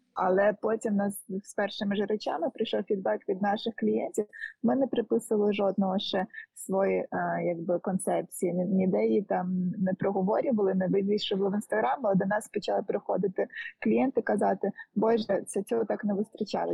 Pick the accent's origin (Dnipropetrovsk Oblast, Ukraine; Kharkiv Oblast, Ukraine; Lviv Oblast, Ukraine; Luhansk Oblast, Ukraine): Lviv Oblast, Ukraine; Lviv; я зі Львова